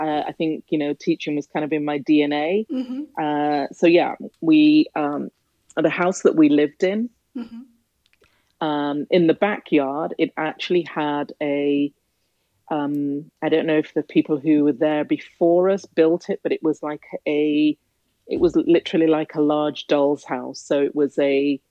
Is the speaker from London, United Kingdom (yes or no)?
no; Nottingham, East Midlands, United Kingdom; moved away as an adult; now in New York, United States; Originally, I am from England and I'm from Nottingham. I've lived in New York since 2010